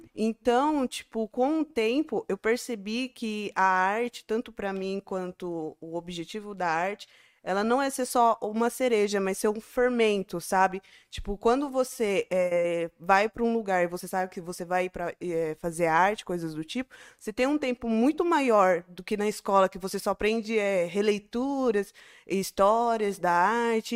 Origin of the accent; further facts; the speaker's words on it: Barueri, São Paulo, Brazil; now in Campo Limpo Paulista, Brazil; depois que eu saí de Barueri, que eu cresci